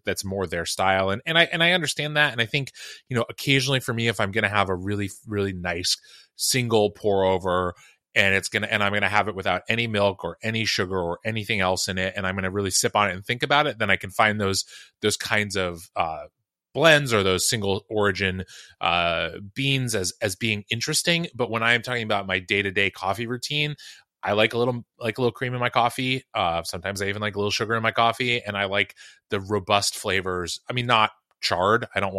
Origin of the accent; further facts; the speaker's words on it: Seattle, Washington, United States; I don't know whether it's just from that's what I grew up around in Seattle, and that was the thing.